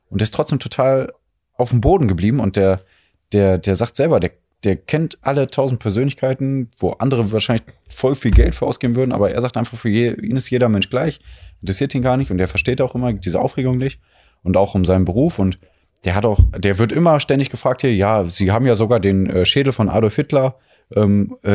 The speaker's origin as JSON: {"language": "German", "town": "Mülheim an der Ruhr", "region": "North Rhine-Westphalia", "country": "Germany", "tie": "born or raised there", "also_born_or_lived": "Duisburg", "said": "im Ruhrpott groß geworden"}